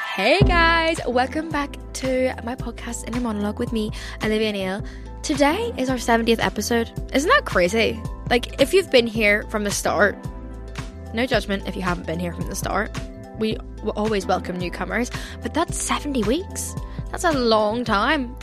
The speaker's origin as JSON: {"language": "English", "country": "Ireland", "moved": "yes", "lives_now": "England, United Kingdom", "said": "I moved to England and I was the token Irish friend."}